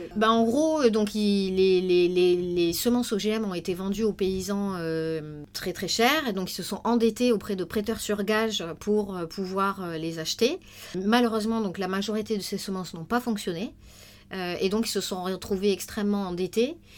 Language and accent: French; Tarn, Occitania, France; now in Paris, France; maintenant je suis parisienne, mais avant j'habitais en zone rurale dans le Tarn, j'ai été confrontée très très vite en fait euh, aux problématiques paysannes dans mon, dans mon village